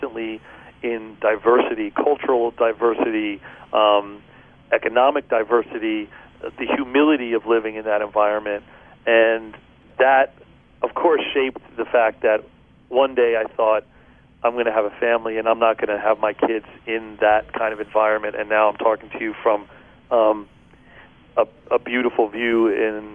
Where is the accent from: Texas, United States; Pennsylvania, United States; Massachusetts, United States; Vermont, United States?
Pennsylvania, United States; Philadelphia; moved away; I grew up outside of Philadelphia until I was about 8 years old